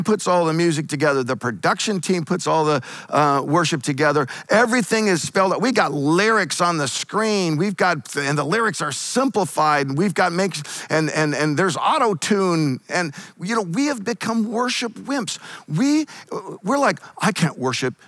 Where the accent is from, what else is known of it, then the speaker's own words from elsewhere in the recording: Eastern Washington State, United States; also born or lived in Northern California; now in California, United States; I grew up in Eastern Washington State